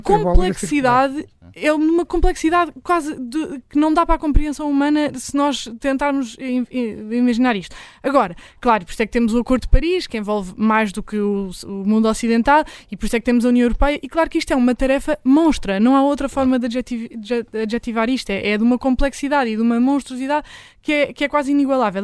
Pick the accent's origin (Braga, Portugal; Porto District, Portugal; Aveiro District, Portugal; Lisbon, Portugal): Lisbon, Portugal; eu que nasci e cresci em Lisboa